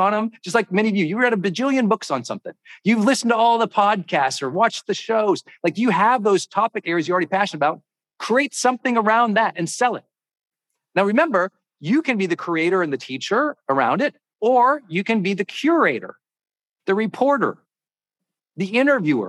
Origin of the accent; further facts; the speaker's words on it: Montana, United States; I'm from Montana.